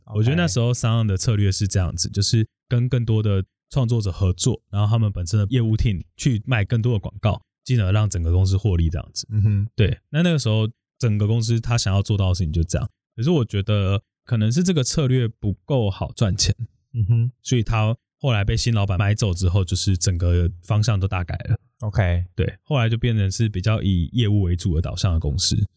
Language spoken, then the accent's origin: Chinese; Yongkang, Tainan, Taiwan; moved away as an adult; now in Taipei, Taiwan; 我其实是在台南永康长大